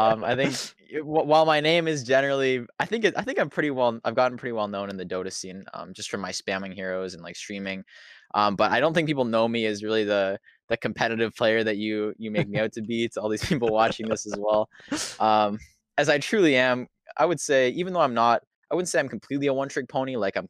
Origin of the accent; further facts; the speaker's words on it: Ontario, Canada; I'm 23 from Ontario, Canada, I guess.